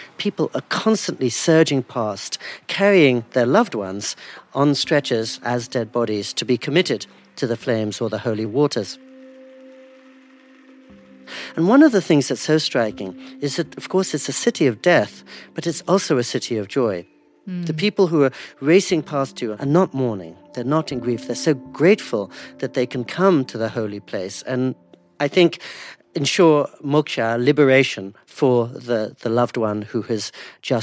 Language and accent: English; India; I'm Indian